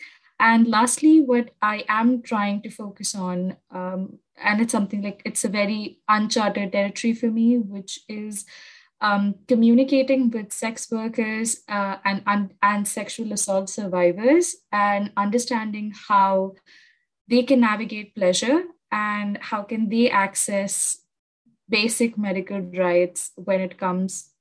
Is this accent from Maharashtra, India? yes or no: yes; Mumbai, Maharashtra, India; I'm from Mumbai